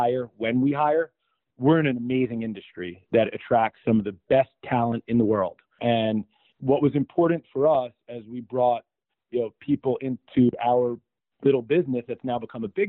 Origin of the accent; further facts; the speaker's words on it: New York, United States; I'm a New Yorker, and I look forward to raising my family in this city